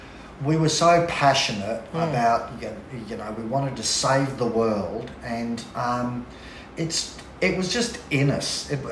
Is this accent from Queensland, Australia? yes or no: no; Fingal Bay, New South Wales, Australia; also born or lived in Nelson Bay; Mike and I grew up in Fingal.